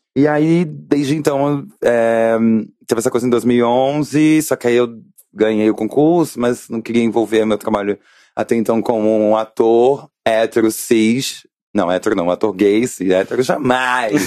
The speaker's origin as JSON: {"language": "Portuguese", "region": "Rio de Janeiro", "country": "Brazil", "said": "eu sou do Rio de Janeiro"}